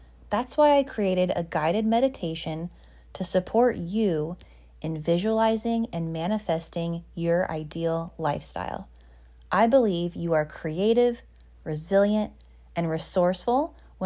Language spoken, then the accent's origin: English; Colorado, United States; I grew up in Colorado